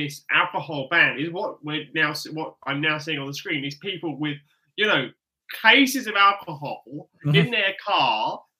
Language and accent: English; England, United Kingdom; I'm English. I bleed red roses and I roar like a lion.